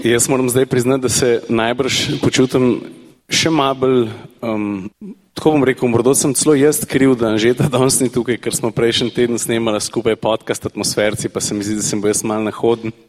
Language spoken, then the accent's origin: Slovenian; Slovenia; Slovenci smo narod tehnične kulture